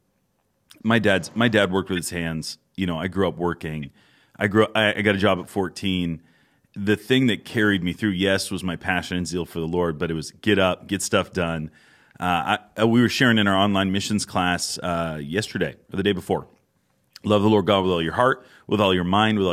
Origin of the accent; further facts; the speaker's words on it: Gloucester, Massachusetts, United States; I grew up in Gloucester